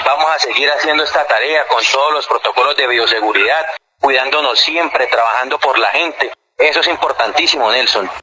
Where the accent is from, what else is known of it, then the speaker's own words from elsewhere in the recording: Colombia; los colombianos, nos tengamos la plena seguridad de que podemos invertir en Colombia, que somos la semilla de Colombia